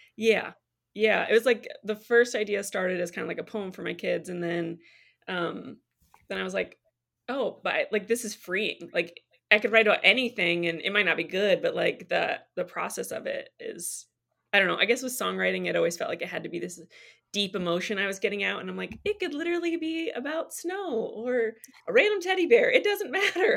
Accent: Michigan, United States; moved away as an adult; also born or lived in Tennessee; I'm from Michigan and I lived in Tennessee for years and we actually just moved back to be closer to family.

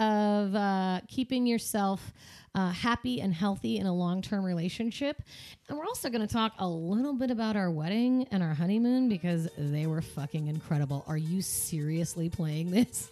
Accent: Seattle, Washington, United States; I grew up in Seattle

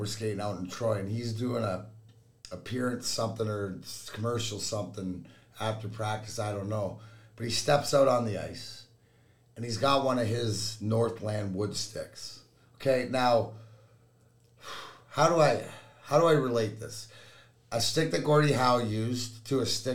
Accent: Leamington, Ontario, Canada; now in Michigan, United States; Leamington, Ontario is where I grew up, which is give or take 10 minutes from the border

